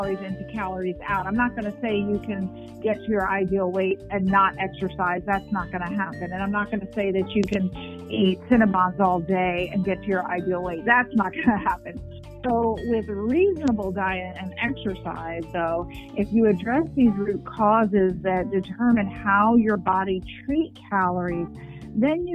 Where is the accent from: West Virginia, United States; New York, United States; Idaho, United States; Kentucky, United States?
New York, United States; New York City; I was born and raised in Manhattan